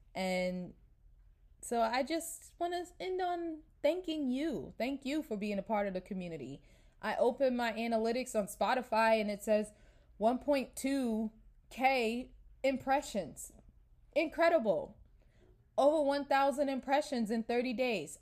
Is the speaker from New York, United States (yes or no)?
yes; New York, United States; moved away as an adult; I'm from New York